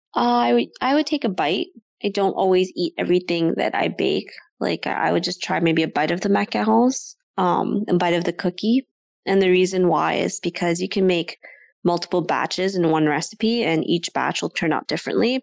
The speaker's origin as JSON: {"language": "English", "town": "Ottawa", "region": "Ontario", "country": "Canada", "tie": "born or raised there", "said": "I grew up in Ottawa my whole life"}